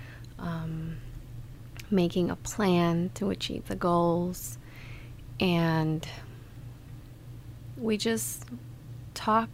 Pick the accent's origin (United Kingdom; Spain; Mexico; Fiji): Mexico; moved away as an adult; also born or lived in Ohio, United States; now in Kalamazoo, United States; I grew up in Mexico. I just moved here last year in August. I was born in the state of Ohio, and my parents took me back to Mexico when I was a baby